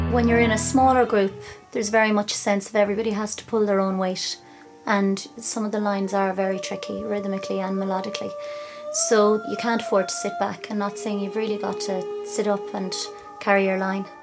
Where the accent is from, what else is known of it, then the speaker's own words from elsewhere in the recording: Kilkenny, Leinster, Ireland; now in Castlecomer, Ireland; I'm originally from Kilkenny, but I'm living in Castlecomer